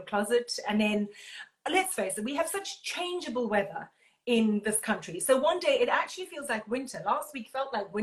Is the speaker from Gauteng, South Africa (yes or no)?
no; Durban, KwaZulu-Natal, South Africa; moved away as an adult; now in United Kingdom; I come from Durban.